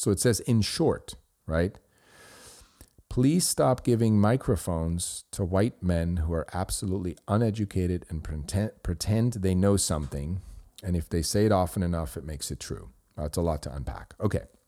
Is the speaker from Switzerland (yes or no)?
yes; Switzerland; first language Swiss German; English is a second language; moved away as an adult; now in United States; I grew up in Switzerland and I did my schooling. I went to college there, did business school, and then I came to the United States